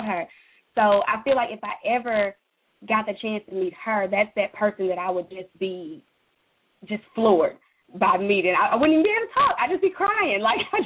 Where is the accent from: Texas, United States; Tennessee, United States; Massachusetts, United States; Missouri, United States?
Tennessee, United States; Memphis; I'm from Memphis, Tennessee. I'm a country girl